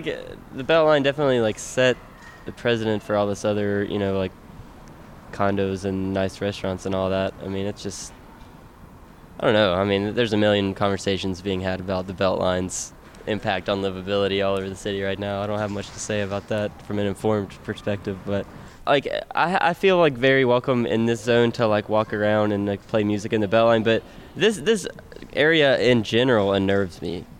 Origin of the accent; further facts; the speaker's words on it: Macon, Georgia, United States; now in Atlanta, United States; I'm from Macon.